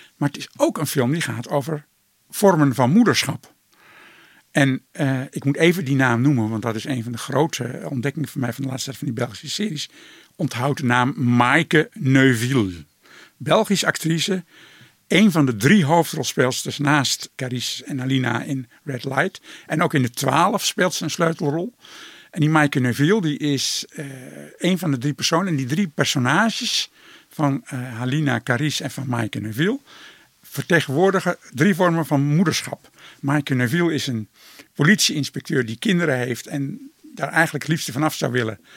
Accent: Netherlands; wij een eigen cultuur hebben in Nederland

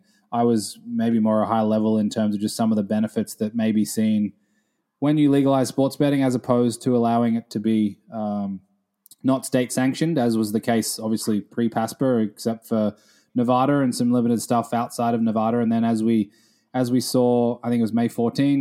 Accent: Australia; moved away as an adult; now in New York, United States; growing up in Australia

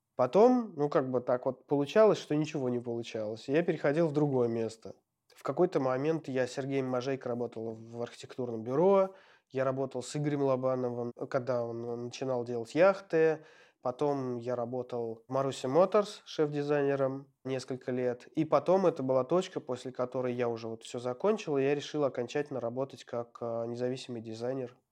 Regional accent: Ulyanovsk, Ulyanovsk Oblast, Russia; родился в Ульяновске и прожил там до школы в поселке Дачном

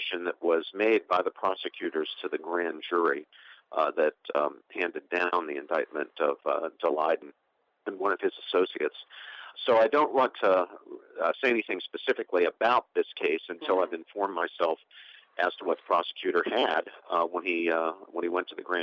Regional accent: West Virginia, United States; moved away; my own native Appalachia. I'm from West Virginia, coal mining country.

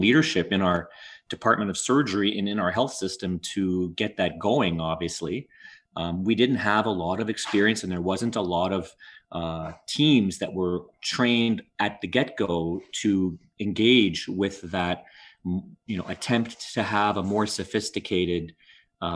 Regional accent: Montreal, Quebec, Canada; also born or lived in Ottawa; I grew up my whole life in Montreal. I was I'm born in Ottawa, but really my family moved to Montreal when I was around 1 year old

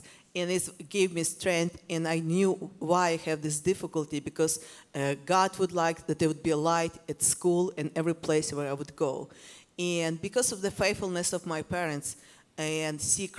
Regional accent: Ukraine; I grew up in Soviet Union, and I grew up in a time when there was persecution in our country

